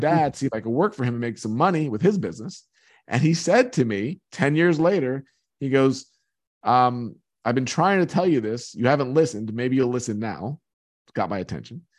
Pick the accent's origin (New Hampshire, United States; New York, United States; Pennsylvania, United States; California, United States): New York, United States; Long Island; I grew up on Long Island in New York.